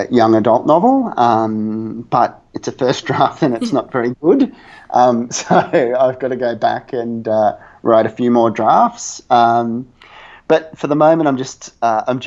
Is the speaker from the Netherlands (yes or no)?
no; Australia; I'm Australian, and we refer to our mother as mum with a U